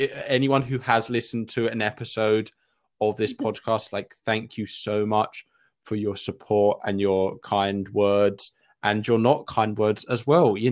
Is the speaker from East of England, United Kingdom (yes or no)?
yes; Essex, East of England, United Kingdom; I'm from Essex